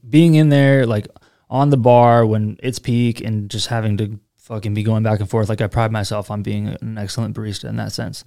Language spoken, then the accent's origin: English; Seattle, Washington, United States; now in Austin, United States; I'm from Seattle